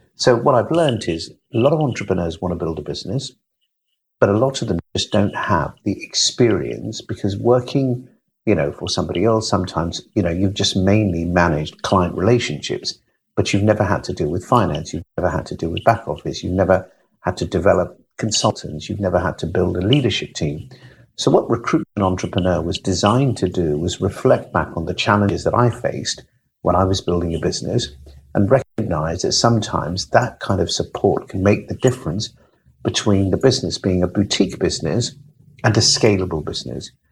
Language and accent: English; United Kingdom; I'm British.